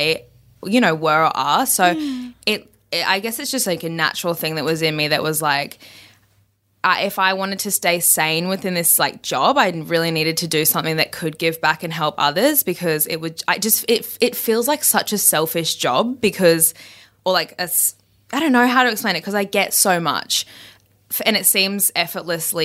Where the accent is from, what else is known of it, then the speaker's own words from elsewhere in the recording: Brisbane, Queensland, Australia; I'm from Brisbane, so it's quite a small town and everyone kind of knows everyone.